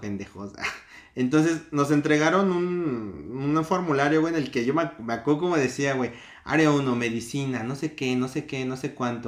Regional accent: Mexico

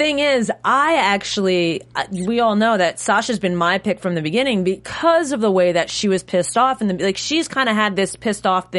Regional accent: New York, United States; Yeah, I grew up in New York

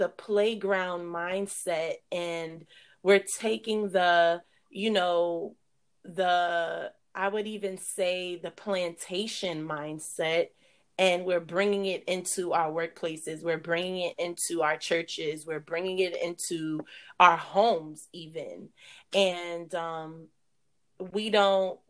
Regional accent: New York City, New York, United States; we grew up in New York, Brooklyn to be exact

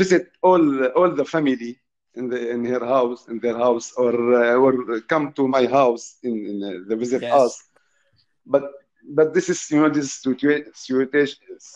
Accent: Syria; now in United Kingdom; I'm from Syria

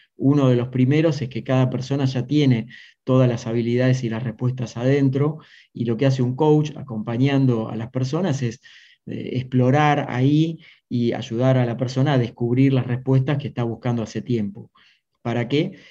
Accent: Maipú, Buenos Aires Province, Argentina; moved away; Nací en un pueblito del interior de Argentina, en Maipú, cerca de Mar del Plata, en la provincia

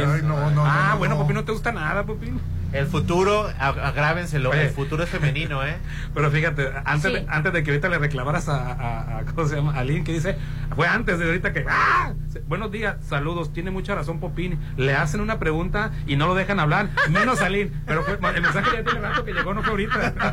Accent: southern Mexico, Mexico; now in Mazatlán, Mexico; Yo soy del sur de México, pero tengo viviendo más de 15 años en Majatlán y aquí el machismo es mucho menor

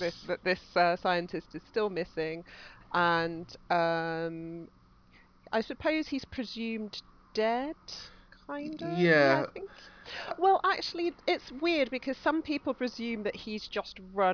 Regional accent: United Kingdom; as British people

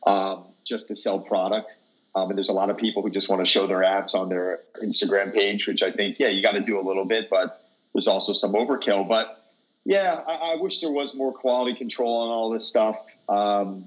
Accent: Long Island, New York, United States; I was born and raised in Long Island and moved into the city for about 13 years, got married with two kids, moved back to the island

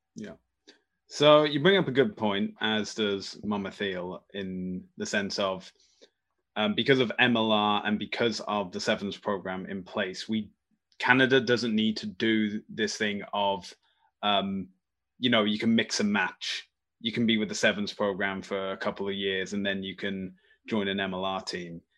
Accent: Birmingham, West Midlands, United Kingdom; my hometown, Birmingham

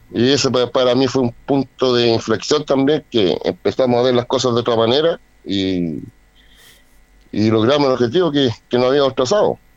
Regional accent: Rancagua, O'Higgins, Chile; volví a mi ciudad natal, que es Rancagua

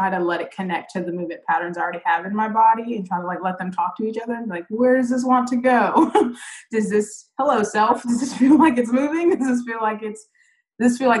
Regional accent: Charlotte, North Carolina, United States; I grew up in Charlotte, east side of Charlotte

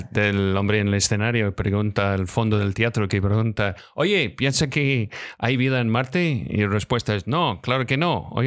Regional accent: Scotland, United Kingdom; moved away; yo soy de Escocia soy de Escocia.

